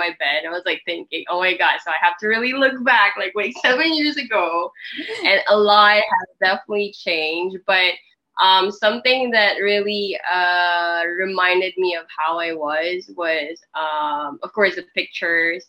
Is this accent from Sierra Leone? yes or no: no; Philippines; moved away as an adult; also born or lived in Korea; I was born and raised here in the Philippines